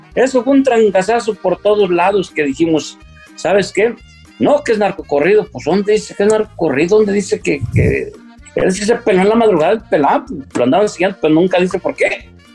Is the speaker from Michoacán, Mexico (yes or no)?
yes; Tangancícuaro, Michoacán, Mexico; also born or lived in Yagualica, Jalisco; mi hermano Heraclio Pancho y yo nacimos en Yagualica, Jalisco, y de muy nos trajeron a, a Tangancícuaro, Michoacán